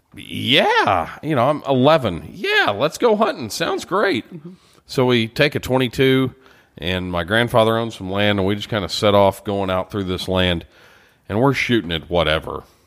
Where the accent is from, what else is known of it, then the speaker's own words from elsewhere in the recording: Beaumont, Texas, United States; I grew up in Beaumont, Texas